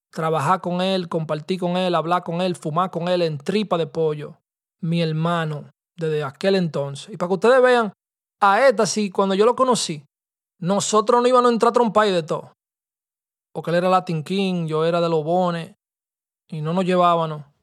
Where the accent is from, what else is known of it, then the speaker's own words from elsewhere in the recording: Dominican Republic; nosotros somos nosotros, dominicanos y vaina